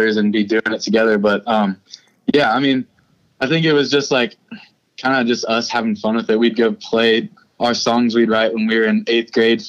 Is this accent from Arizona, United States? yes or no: no; Nashville, Tennessee, United States; We were born and raised in Nashville.